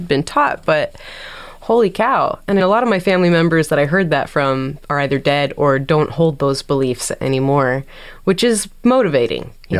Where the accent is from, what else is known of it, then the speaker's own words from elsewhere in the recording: San Diego, California, United States; being born and raised in San Diego